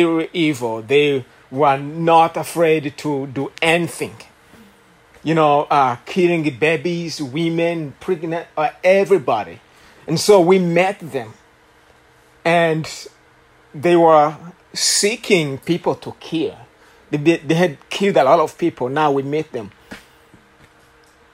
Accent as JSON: {"language": "English", "country": "Rwanda", "second_language": "English", "moved": "yes", "lives_now": "Houston, United States", "said": "you will tell by my accent that I am not from Houston. I'm from Rwanda"}